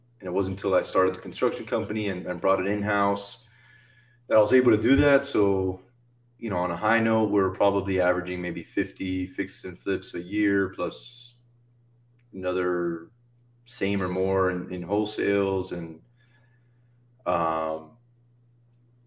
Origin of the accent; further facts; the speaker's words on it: Miami, Florida, United States; I was born and raised in South Florida, Miami